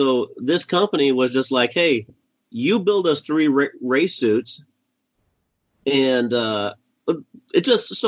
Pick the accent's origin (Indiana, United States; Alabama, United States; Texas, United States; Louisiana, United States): Indiana, United States; now in New Hyde Park, United States; I grew up in Indiana